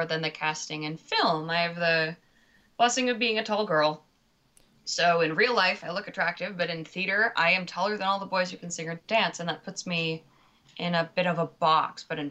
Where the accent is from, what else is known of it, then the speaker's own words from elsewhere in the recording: Lexington, Massachusetts, United States; I got my first lead in a play in third grade. The play was The Big Stone at Lexington Montessori School